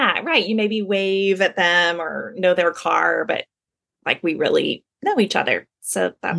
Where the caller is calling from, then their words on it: North Carolina, United States; So I'm joining you from the North Street community in North Carolina.